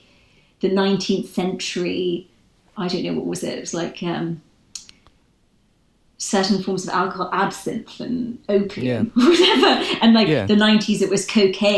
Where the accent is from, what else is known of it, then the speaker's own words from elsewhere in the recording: Northern Ireland, United Kingdom; I'm from Northern Ireland